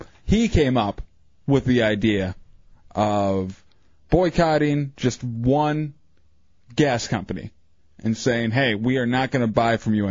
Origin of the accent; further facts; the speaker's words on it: Michigan, United States; now in Orlando, United States; I'm from Michigan